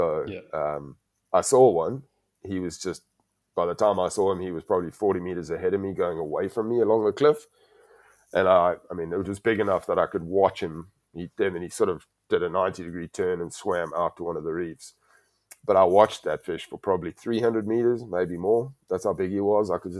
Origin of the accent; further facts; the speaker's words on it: South Africa; as a South African